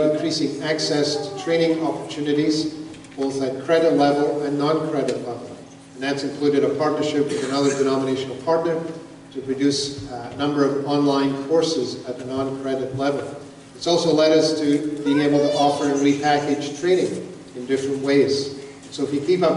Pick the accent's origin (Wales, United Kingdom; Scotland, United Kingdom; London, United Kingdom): Scotland, United Kingdom; Glasgow; moved away; I was born in Glasgow, Scotland